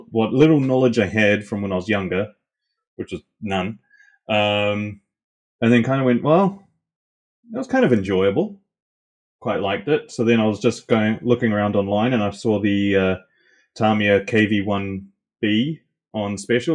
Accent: Auckland, New Zealand; I was born in Auckland

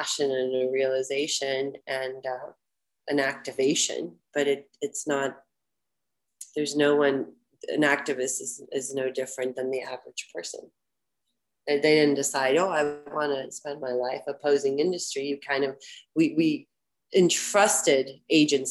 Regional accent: Florida, United States; I'm from Florida

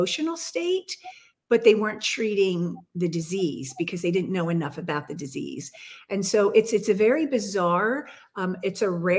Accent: Bethlehem, Pennsylvania, United States; my hometown in Bethlehem in Lehigh Valley, Pennsylvania

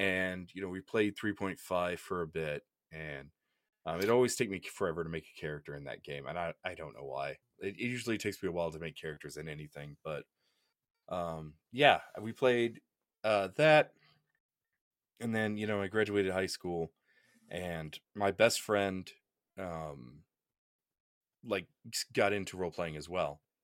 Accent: Oklahoma, United States; I'm from Oklahoma

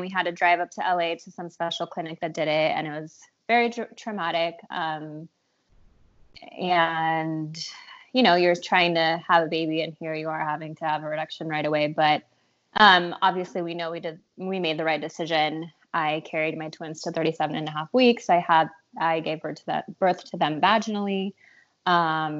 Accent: Mexico City, Mexico; now in San Diego, United States; I'm originally from Mexico City

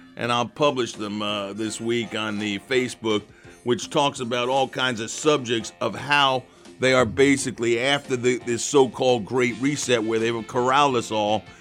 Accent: United States; I'm an American

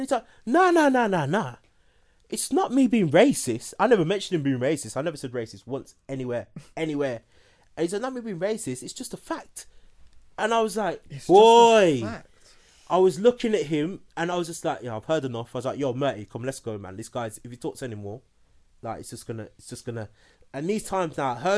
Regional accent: Birmingham, West Midlands, United Kingdom; now in London, United Kingdom; I'm originally from Birmingham

